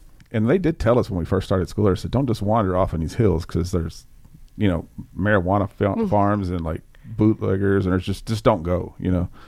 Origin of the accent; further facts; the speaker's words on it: Mayfield, Kentucky, United States; I grew up in Mayfield, so that's Western Kentucky. Went to high school in Central Kentucky, and I went to college in Eastern Kentucky. And I spent 13 years of my life in Eastern Kentucky